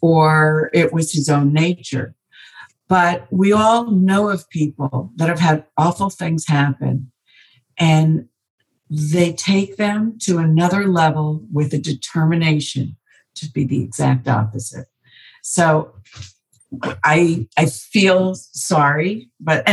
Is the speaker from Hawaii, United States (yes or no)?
no; New Jersey, United States; I was born in New Jersey